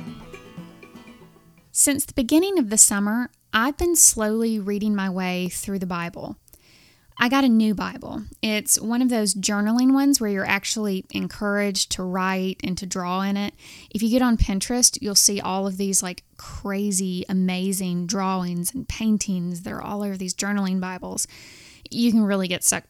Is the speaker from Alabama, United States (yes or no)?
yes; Alabama, United States; I'm from Alabama and surrounded by a bunch of fire and brimstone breathing Southern Baptists